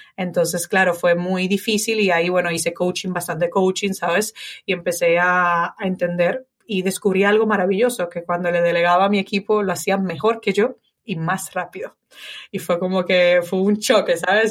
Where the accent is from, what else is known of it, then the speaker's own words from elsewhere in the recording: Dominican Republic; moved away as an adult; also born or lived in Italy; now in Spain; en República Dominicana cuando nos mudamos de Italia